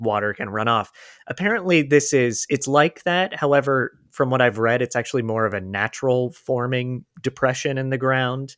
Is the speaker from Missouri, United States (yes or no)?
no; Florida, United States; now in Los Angeles, United States; I'm from Florida and live in L